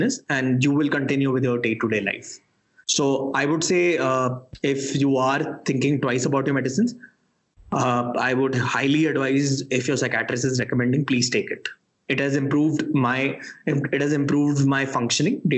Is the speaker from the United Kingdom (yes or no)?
no; Delhi, India; moved away as an adult; also born or lived in Sri Lanka; I was born and brought up in Delhi